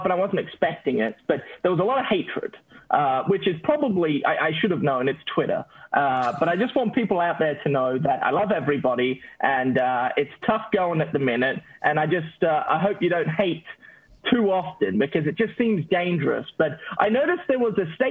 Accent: Australia; moved away; also born or lived in Utah; I'm from Australia

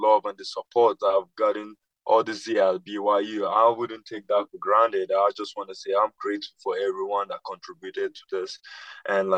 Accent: Nigeria; now in United States; growing up in Nigeria

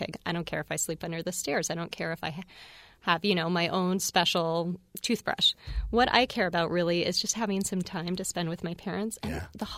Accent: Arizona, United States; moved away; where I grew up in Arizona, there were lots of, there'd be tarantulas or lizards

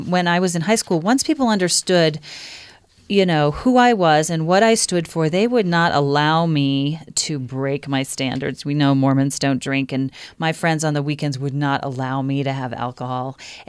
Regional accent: Pennsylvania, United States; I grew up in Pennsylvania and in the 80s

